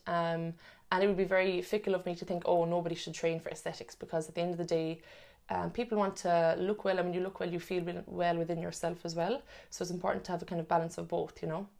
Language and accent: English; Cork, Munster, Ireland; moved away as an adult; now in Sydney, Australia; I'm originally from Cork as well